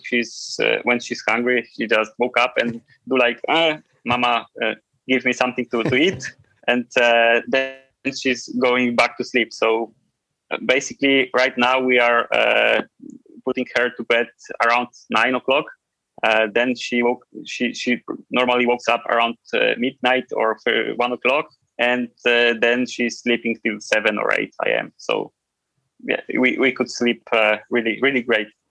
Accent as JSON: {"language": "English", "town": "Nowy Targ", "region": "Lesser Poland", "country": "Poland", "tie": "born or raised there", "second_language": "English", "said": "I was born in Nowy Targ, but it's only 15 or 20 kilometers Zakopane"}